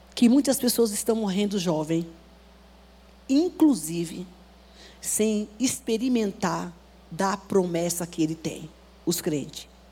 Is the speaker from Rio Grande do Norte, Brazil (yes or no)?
no; Bahia, Brazil; moved away; a cidade que eu nasci, na Bahia